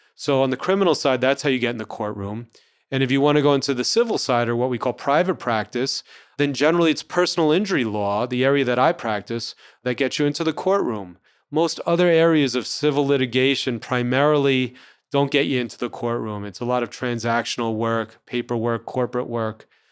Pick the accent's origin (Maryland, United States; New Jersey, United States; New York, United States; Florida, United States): New York, United States; New Rochelle; also born or lived in New Orleans; I grew up in New Rochelle, New York, which is the suburbs of New York City.